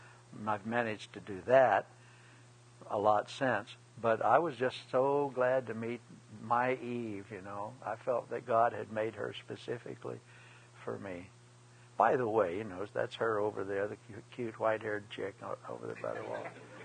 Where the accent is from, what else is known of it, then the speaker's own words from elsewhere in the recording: Scotland, United Kingdom; I'm Scot, and we're both a lot of Irish background